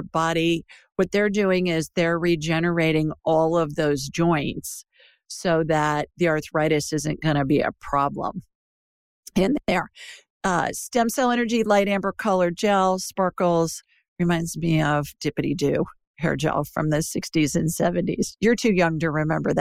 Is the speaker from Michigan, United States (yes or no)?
no; Worthington, Ohio, United States; moved away; I grew up in Worthington Hills, you know, right down Olentangy River Road